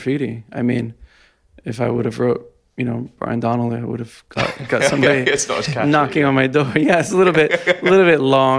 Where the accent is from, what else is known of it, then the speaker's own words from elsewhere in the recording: Jersey City, New Jersey, United States; I'm from Jersey City.